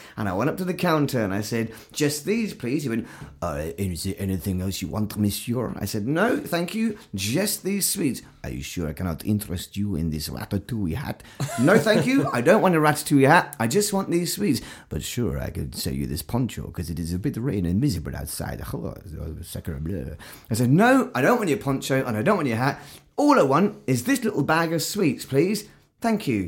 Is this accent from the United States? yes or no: no; England, United Kingdom; we're very English